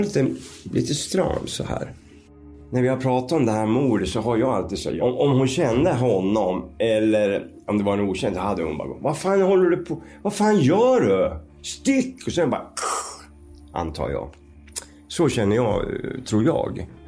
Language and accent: Swedish; Skultuna, Västmanland, Sweden; now in Visby, Sweden; vi är ju uppväxta i Skultuna då, utanför Västerås